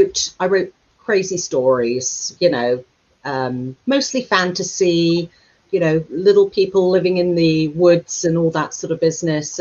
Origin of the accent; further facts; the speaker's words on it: London, United Kingdom; moved away as an adult; also born or lived in Brussels / New York; now in Devon, United Kingdom; I was born in London and my parents were kind of worked in industries which were to do with entertainment.